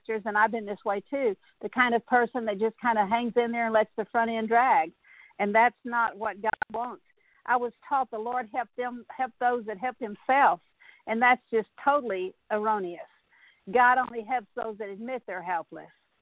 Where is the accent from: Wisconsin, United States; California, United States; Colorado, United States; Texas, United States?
Texas, United States; South; I grew up in South Texas